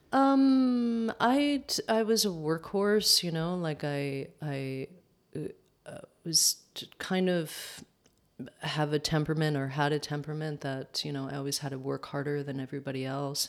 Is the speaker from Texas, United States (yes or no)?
no; upstate New York, United States; also born or lived in Manhattan, New York; grew up upstate New York about an hour outside of Manhattan